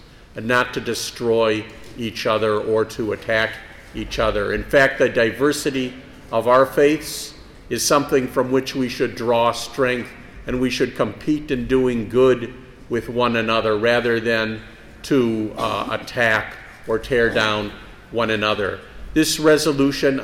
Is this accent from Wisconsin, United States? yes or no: yes; Milwaukee, Wisconsin, United States; also born or lived in Illinois; I was born in Illinois, but I've lived in Wisconsin since I was five, and I attended the Milwaukee Public Schools here